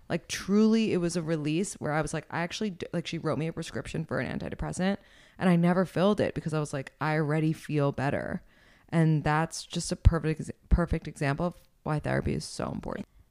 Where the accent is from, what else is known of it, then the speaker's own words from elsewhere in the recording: New York City, New York, United States; I am twenty-nine and I'm from New York City originally.